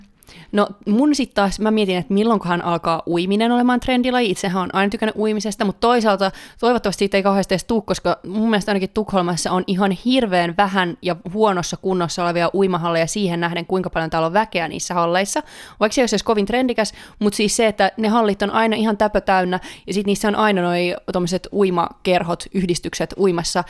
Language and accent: Finnish; Pori, Satakunta, Finland; mä tulen Porista